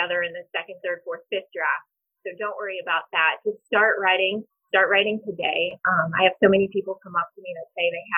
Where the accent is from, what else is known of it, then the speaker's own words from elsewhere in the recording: New Haven, Missouri, United States; moved away as an adult; also born or lived in South Carolina; now in Kansas City, United States; I grew up in the Berger River Bottoms on a farm. Went to New Haven High School